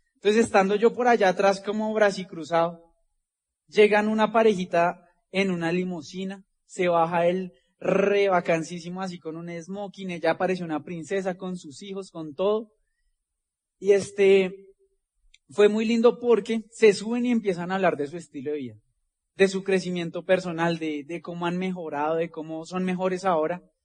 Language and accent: Spanish; Bogotá, Colombia; de acá venimos nosotros de Ciudad Bolívar, como le digo, de ahí llegaron mis abuelos cuando llegaron del campo. Ahí se conocieron mis papás.